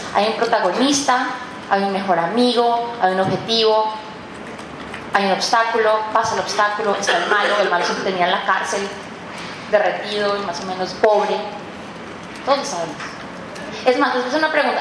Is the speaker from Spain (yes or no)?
no; Colombia; now in Mexico; Soy una colombiana que vive en México